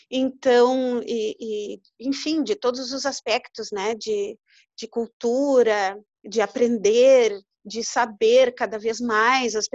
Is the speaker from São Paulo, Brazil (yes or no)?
no; Uruguaiana, Rio Grande do Sul, Brazil; now in Pelotas, Brazil; Eu vim para Pelotas para estudar, eu não sou de Pelotas, eu sou de Uruguaiana, eu vim para Pelotas para estudar.